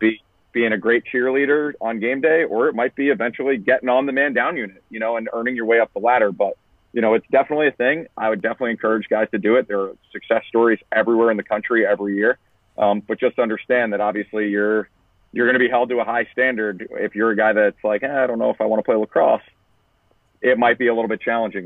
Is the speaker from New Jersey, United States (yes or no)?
no; Long Island, New York, United States; I grew up in Long Island